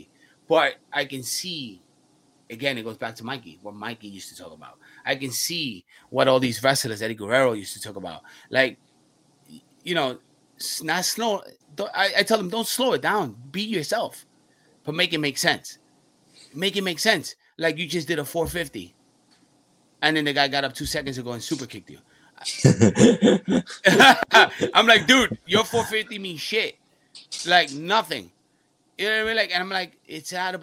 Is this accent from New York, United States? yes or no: yes; New York, United States; also born or lived in Puerto Rico; We're from New York.